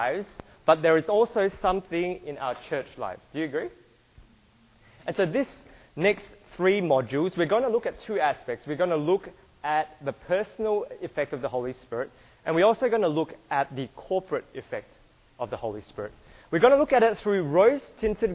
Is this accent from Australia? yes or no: yes; Australia; I apologize in advance if you can't understand my accent. I'm from Australia